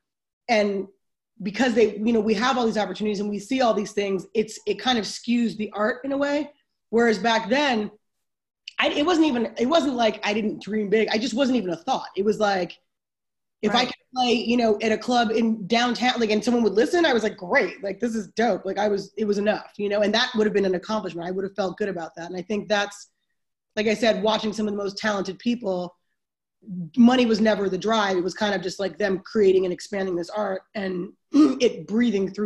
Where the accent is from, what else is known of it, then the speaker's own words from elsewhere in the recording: New York City, New York, United States; I grew up in Harlem, New York. I'm a New Yorker to the core